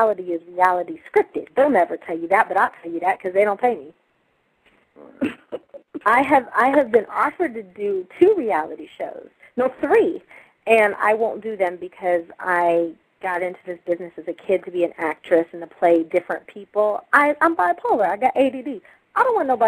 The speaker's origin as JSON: {"language": "English", "town": "Duquesne", "region": "Pennsylvania", "country": "United States", "said": "I'm from Pittsburgh, Pennsylvania. So okay. Pittsburgh, the little town I'm from is Duquesne."}